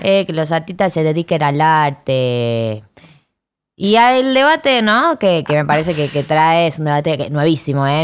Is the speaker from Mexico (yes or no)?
no; Chile; mi país, en Chile